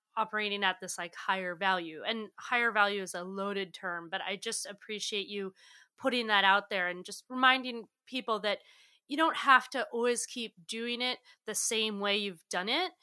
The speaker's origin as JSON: {"language": "English", "region": "New England", "country": "United States", "tie": "born or raised there", "said": "I'm from New England, and, you know, I was definitely raised with this Protestant work ethic"}